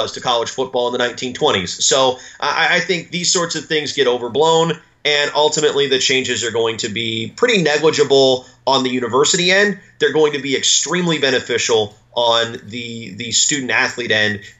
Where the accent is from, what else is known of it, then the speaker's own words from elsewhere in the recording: Tennessee, United States; I'm from Tennessee. I went to East Tennessee State.